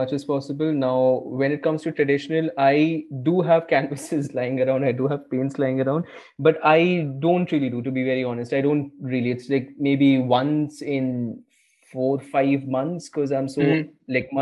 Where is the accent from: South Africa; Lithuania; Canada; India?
India; an Indian kid, right? Like growing up in India, middle class